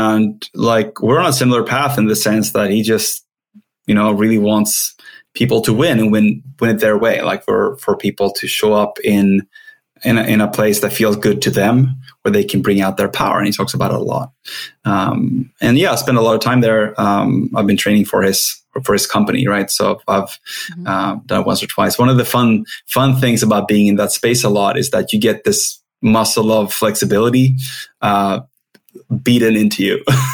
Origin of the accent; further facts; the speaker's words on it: Sweden; English is a second language; I'm Swedish. I'm not sure if everyone hears my accent